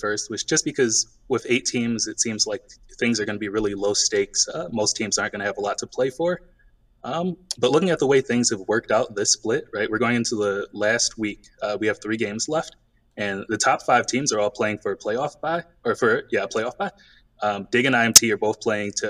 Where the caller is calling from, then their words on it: Philadelphia, Pennsylvania, United States; I'm calling from Philadelphia.